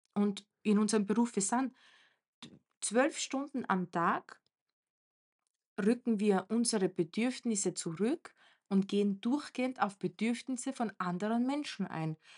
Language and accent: German; Romania; moved away; Bei uns in Rumänien